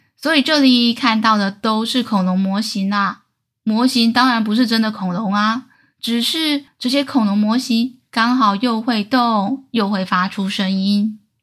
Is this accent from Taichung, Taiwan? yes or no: yes; Taichung, Taiwan; 小时候住在台中，科学博物馆是阿姨校外教学的回忆。